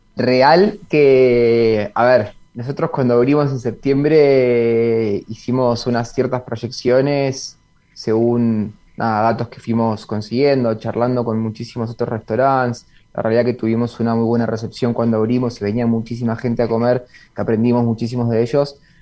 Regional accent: Bariloche, Río Negro, Argentina; moved away as an adult; also born or lived in Buenos Aires; now in Punta del Este, Uruguay; soy de Bariloche, nací y criado en Bariloche, pero a los 18 años, de años, me fui a estudiar a Buenos Aires

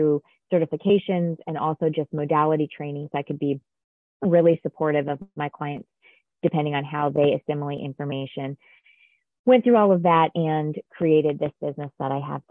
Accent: Connecticut, United States; I actually grew up in a small town in Connecticut

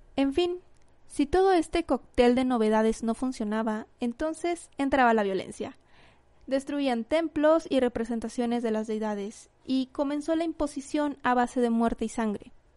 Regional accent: Mexico; aquí en, en mi país, aquí en México

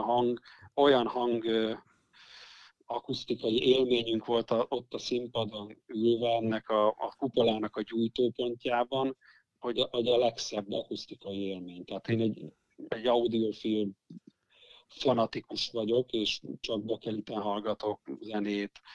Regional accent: Eger, Heves, Hungary; minden tagunk egri, egri születésű, nagy részt itt élünk

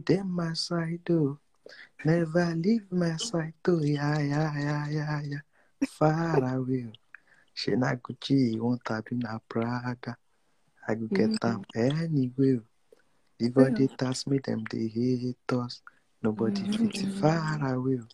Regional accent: Nigeria; Nigeria, our great country

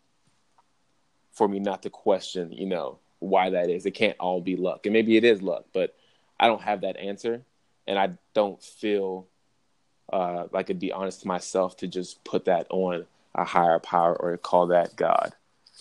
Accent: Baltimore, Maryland, United States; moved away as an adult; also born or lived in Oregon; growing up in Baltimore

